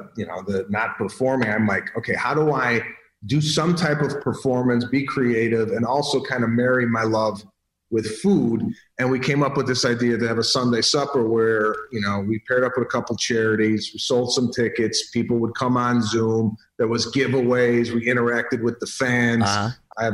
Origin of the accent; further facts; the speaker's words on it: Chicago, Illinois, United States; We're from Chicago.